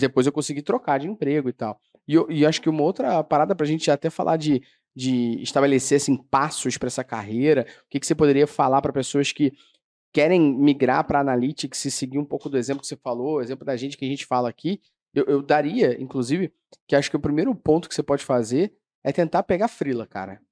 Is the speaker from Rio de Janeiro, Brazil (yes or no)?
yes; Rio de Janeiro, Brazil; Eu sou do Meyer